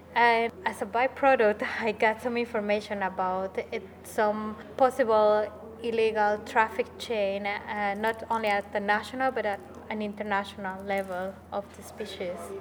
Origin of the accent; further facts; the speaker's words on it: Bolivia; moved away as an adult; now in United Kingdom; I come from Bolivia, but right now I'm doing my master's in conservation and rural development at the University of Kent